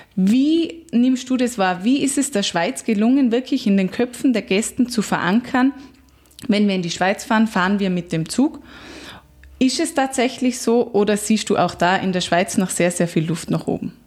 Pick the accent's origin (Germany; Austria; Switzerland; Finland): Austria; als Einheimischer